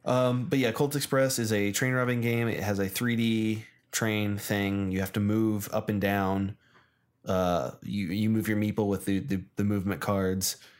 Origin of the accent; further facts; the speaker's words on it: United States; I'm American